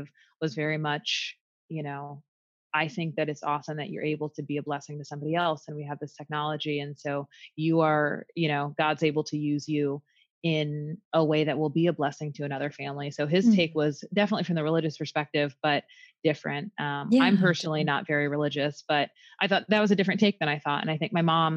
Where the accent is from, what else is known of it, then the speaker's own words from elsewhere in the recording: the North, United States; now in the South, United States; So I grew up in the North, but I currently live in the South.